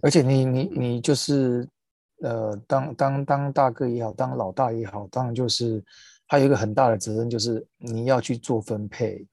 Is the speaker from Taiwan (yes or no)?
yes; Taiwan; 我们身为，身为台湾人在台湾看这个新闻